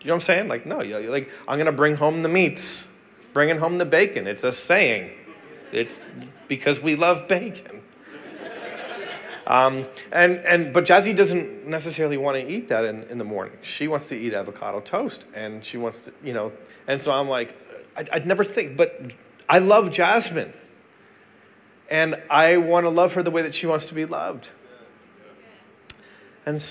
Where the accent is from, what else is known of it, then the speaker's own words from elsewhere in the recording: Canada; I'm Canadian.